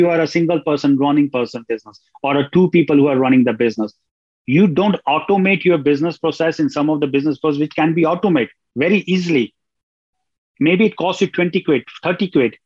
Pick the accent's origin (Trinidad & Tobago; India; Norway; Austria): India; New Delhi, Delhi; moved away as an adult; now in Ireland; I'm originally from India, from New Delhi. But I left India from in 1999 when I was 19 years old.